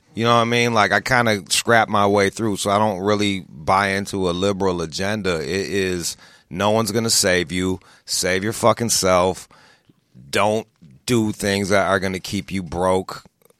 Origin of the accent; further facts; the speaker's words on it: Pontiac, Michigan, United States; I'm from the Rust Belt. I'm from outside of Detroit, Pontiac, Michigan, which is – like Detroit already has an inferiority complex.